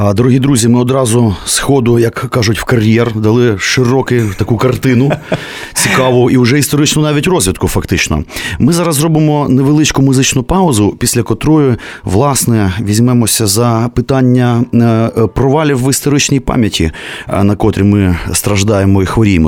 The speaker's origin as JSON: {"language": "Ukrainian", "region": "Kyiv", "country": "Ukraine", "tie": "born or raised there", "said": "я, киянин, котрого рятувало тільки те, що я ходив в українську школу"}